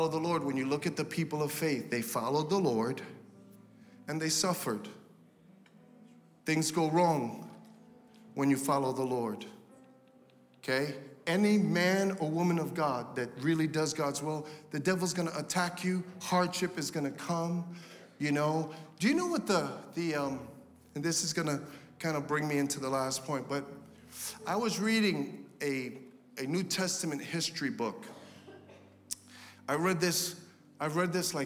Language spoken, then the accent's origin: English; United States; I'm an American.